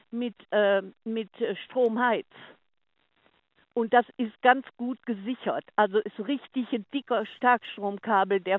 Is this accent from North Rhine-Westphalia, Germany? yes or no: yes; Oberhausen, North Rhine-Westphalia, Germany; born there; Ich bin aus dem Ruhrpott, geboren in Oberhausen.